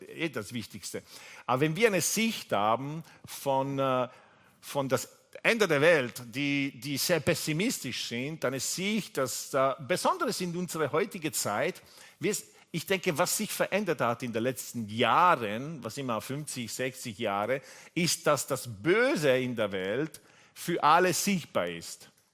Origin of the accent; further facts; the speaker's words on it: Italy; German is a second language; also born or lived in England / Austria; now in Vienna, Austria; ich komme ursprünglich aus Italien. Ich bin aufgewachsen mit einer französischen Mama